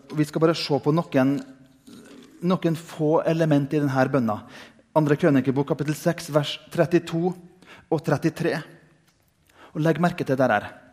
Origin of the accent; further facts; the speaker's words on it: Indre Nordmøre, Møre og Romsdal, Norway; som barn jeg gikk på søndagsskolen hjemme på Indre Nordmøre